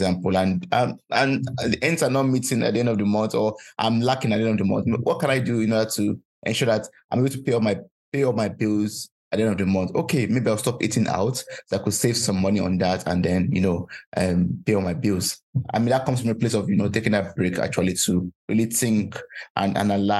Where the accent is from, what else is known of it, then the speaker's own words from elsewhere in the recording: Nigeria; now in Germany; I'm originally from Nigeria, and we have a lot of Nigerians here in Germany